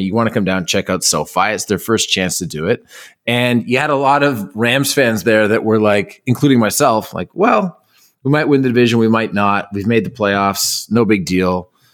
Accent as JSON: {"language": "English", "town": "Toronto", "region": "Ontario", "country": "Canada", "tie": "born or raised there", "said": "growing up in Toronto"}